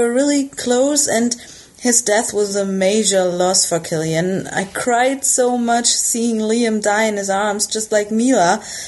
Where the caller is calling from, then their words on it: Germany; English is a second language; I'm calling in from Germany. I hope my English is okay, as it's not my first language